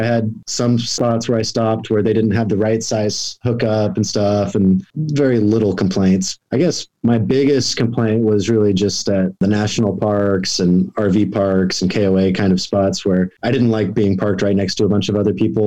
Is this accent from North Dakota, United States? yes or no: no; Oklahoma, United States; now in Southern California, United States; I grew up in Oklahoma